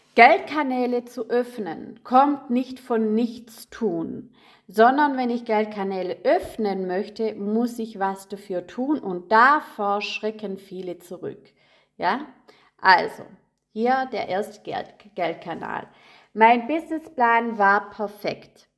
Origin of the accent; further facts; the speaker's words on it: Rottweil, Baden-Württemberg, Germany; moved away; also born or lived in Munich; Denn 2012 sind wir von München in meinen Geburtsort gezogen, also Rottweil.